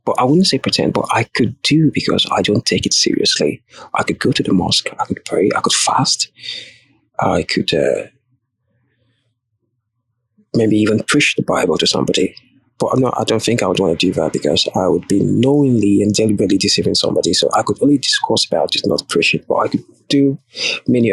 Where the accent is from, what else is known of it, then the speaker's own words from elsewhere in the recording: Nigeria; I'm Nigerian